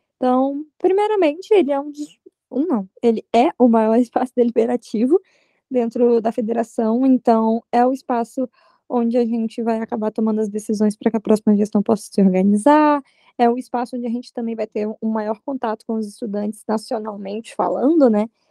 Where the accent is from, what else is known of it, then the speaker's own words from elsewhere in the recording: Aracruz, Espírito Santo, Brazil; now in São Paulo, Brazil; Sou do Espírito Santo, de Aracruz, a cidade onde vai acontecer o encontro